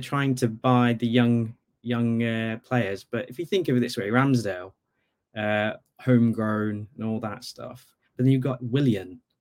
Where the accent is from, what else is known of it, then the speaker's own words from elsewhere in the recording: Bangladesh; now in Norwich, United Kingdom; I actually grew up in Bangladesh